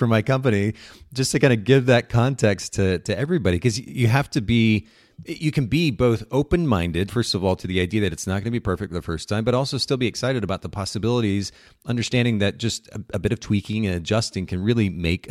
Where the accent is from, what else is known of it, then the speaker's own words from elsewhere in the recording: Japan; I grew up in Japan and we had these friends that would occasionally bring over fresh homemade bread.